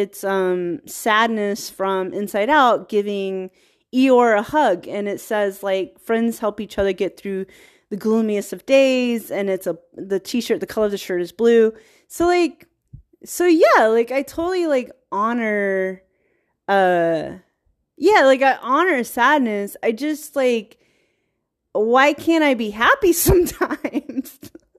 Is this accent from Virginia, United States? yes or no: yes; Virginia, United States; And then I grew up around Black culture. I grew up in small town Virginia where it's like 48% African American and like the rest, white people.